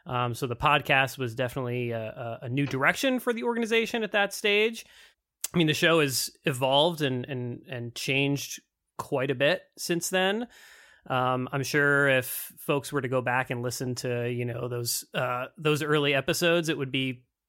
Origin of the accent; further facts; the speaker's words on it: Massachusetts, United States; I grew up in Massachusetts, so I grew up in the Northeast. And when I moved out west, a lot of folks confused Idaho with Iowa.